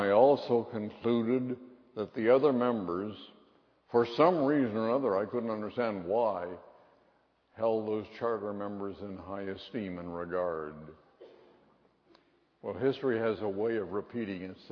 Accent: Seattle, Washington, United States; when I was a boy growing up in Westminster Presbyterian Church in Seattle

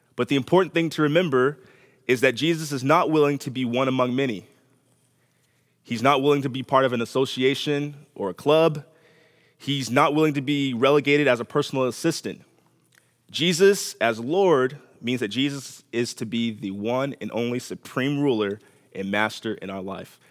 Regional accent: Los Angeles, California, United States; moved away; I'm from Los Angeles

